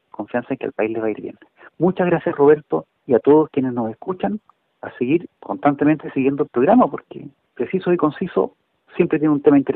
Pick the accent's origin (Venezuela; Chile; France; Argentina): Chile; todos somos chilenos, todos vivimos acá.